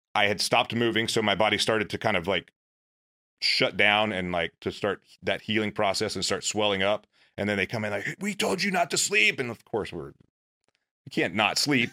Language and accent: English; a little town outside of Meridian, Mississippi, United States; moved away as an adult; I grew up in in Mississippi, a little town outside of Meridian, Mississippi.